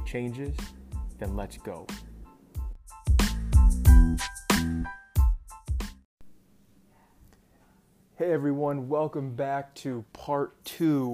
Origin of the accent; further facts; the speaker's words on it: Rochester, New York, United States; I'm from Rochester, New York, born and raised